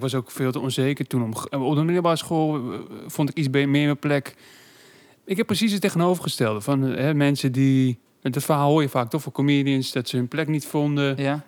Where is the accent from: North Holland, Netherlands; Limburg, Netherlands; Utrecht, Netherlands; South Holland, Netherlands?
North Holland, Netherlands; Amsterdam; toen ik opgroeide in Zuidoost